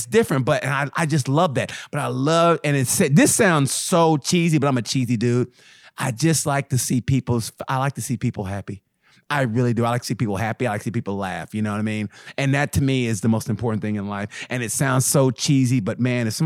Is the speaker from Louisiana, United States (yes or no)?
no; Oklahoma, United States; I grew up in Oklahoma in 70s, 80s